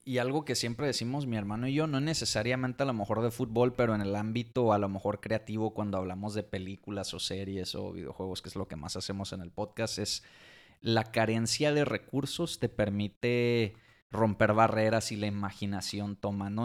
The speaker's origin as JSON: {"language": "Spanish", "country": "Mexico", "said": "como mexicano, como fan de la Fórmula 1"}